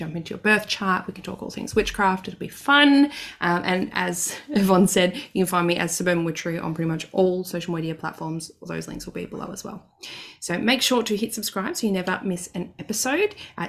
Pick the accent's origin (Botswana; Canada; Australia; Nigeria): Australia; Victoria; now in Queensland, Australia; my home state, down south in Victoria